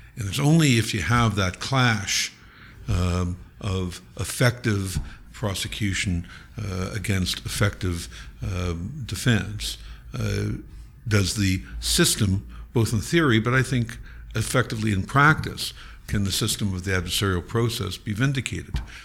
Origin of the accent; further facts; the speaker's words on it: Niagara Falls, Ontario, Canada; I grew up in Niagara Falls